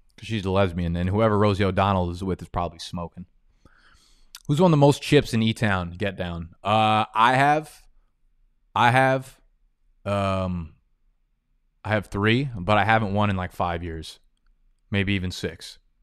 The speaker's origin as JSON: {"language": "English", "region": "New Jersey", "country": "United States", "tie": "born or raised there", "also_born_or_lived": "Brooklyn, New York", "moved": "as an adult", "lives_now": "Manhattan, United States", "said": "I was born in Brooklyn. I grew up in Jersey, and then uh, moved back to Brooklyn last year, and I've been in Manhattan since"}